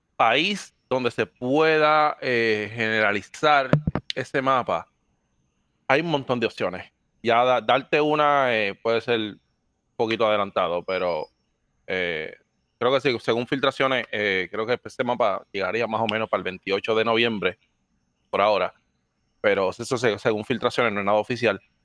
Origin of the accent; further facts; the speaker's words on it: Dominican Republic; accent: Dominican; also born or lived in Puerto Rico; now in Florida, United States; soy natural de República Dominicana. viví en Puerto Rico 10 años